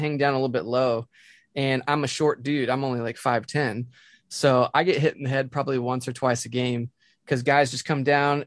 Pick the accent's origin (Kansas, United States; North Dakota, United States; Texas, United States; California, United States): Texas, United States; Dallas; moved away; I grew up in Dallas